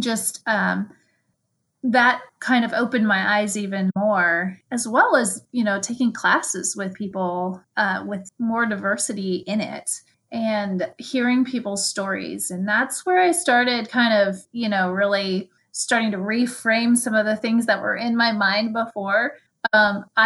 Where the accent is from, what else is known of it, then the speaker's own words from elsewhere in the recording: rural Kansas, United States; I live in Kansas, in rural Kansas, and I have moved about in this area, but always in rural Kansas